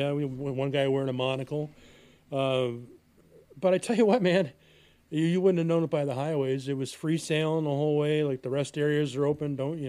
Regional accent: Illinois, United States; now in Wisconsin, United States; I come from that Nazi state of Illinois myself, but I have been around a little.

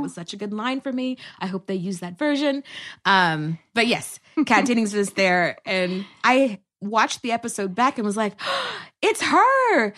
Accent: Texas, United States; also born or lived in New York; now in Los Angeles, United States; I'm originally from Texas, a transplant by way of New York to L

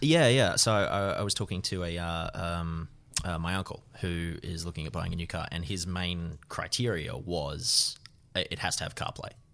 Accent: Orange, New South Wales, Australia; moved away; I'm from Orange originally

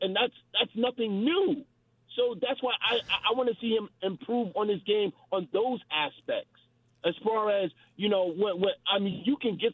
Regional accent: New York, United States; I'm from New York

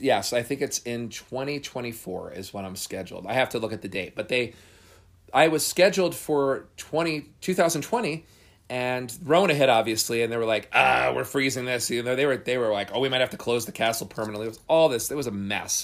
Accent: New Jersey, United States; I grew up in New Jersey.

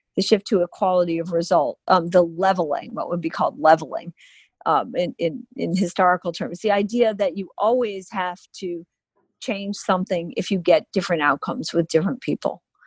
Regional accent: Illinois, United States; I'm from Illinois too, where he was from

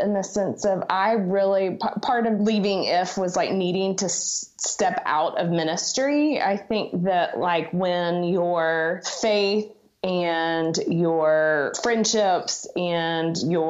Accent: Dallas, Texas, United States; also born or lived in Colorado; now in Birmingham, United States; I grew up in Dallas. For college, I moved to Colorado, went to University of Colorado in Boulder.

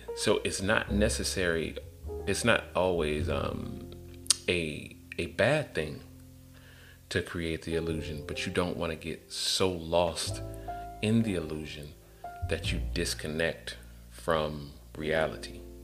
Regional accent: Atlanta, Georgia, United States; I'm from Atlanta

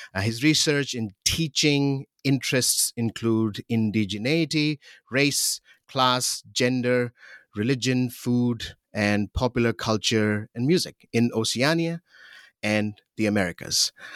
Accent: Pakistan; growing up in Pakistan

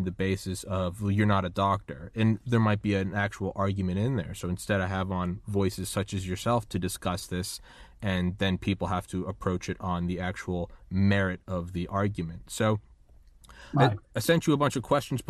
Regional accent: Northern New Hampshire, United States; moved away; also born or lived in Valdosta, Georgia; I'm from Northern New Hampshire and I lived in Valdosta, Georgia

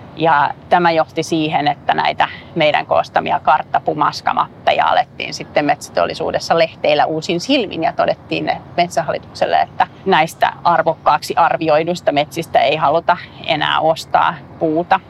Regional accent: Finland; also born or lived in United States / Helsinki; Mä olin asunut vuoden Amerikassa mun äidin kanssa ja sitten mä tulin takaisin Suomeen

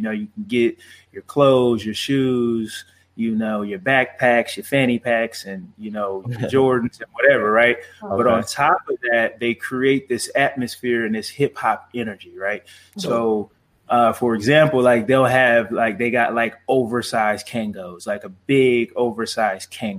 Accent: Los Angeles, California, United States; moved away as an adult; also born or lived in Arizona; now in Chandler, United States; I'm from Los Angeles, California, right? And I moved here, went to school at Arizona State, and I'm still here.

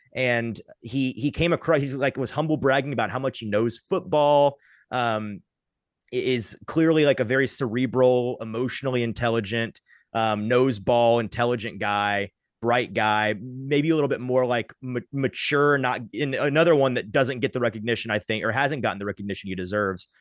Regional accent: Franklin, Tennessee, United States; also born or lived in Nashville; I grew up in, like, Fran-, Franklin, Brentwood area. I still live in that area.

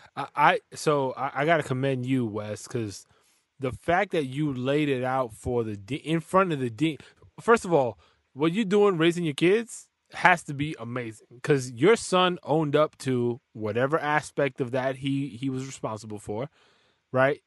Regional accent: New York City, New York, United States; I'm from the Bronx as well

